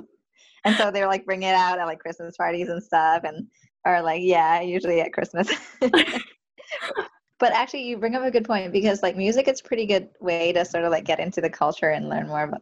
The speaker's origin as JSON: {"language": "English", "country": "Canada", "said": "I was an Asian American, like I'm not from the States, Asian Canadian"}